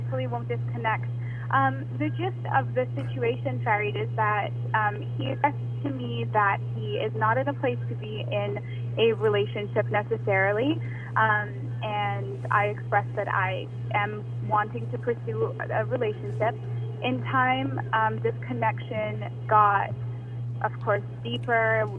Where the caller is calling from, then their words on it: Toronto, Ontario, Canada; I'm calling from Toronto, Canada.